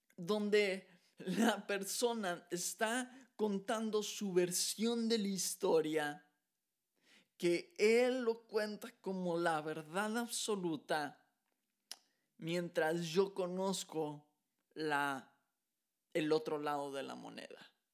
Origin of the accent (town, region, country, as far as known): Mexico; moved away as an adult; now in Texas, United States